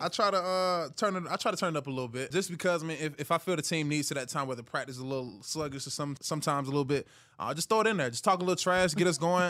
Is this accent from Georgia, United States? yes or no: yes; Hiram, Georgia, United States; I'm from Hiram, Georgia